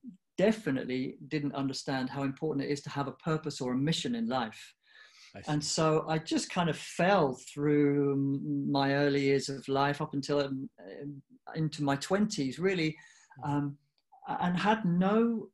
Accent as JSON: {"language": "English", "country": "United Kingdom", "tie": "born or raised there", "said": "I grew up in the UK, and I was born there."}